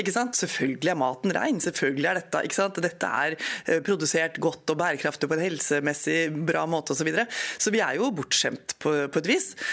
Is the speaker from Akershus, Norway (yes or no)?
yes; Eidsvoll, Akershus, Norway; moved away; also born or lived in Hamar / Skien; Feiring i nord i Eidsvoll, helt nord i Akershus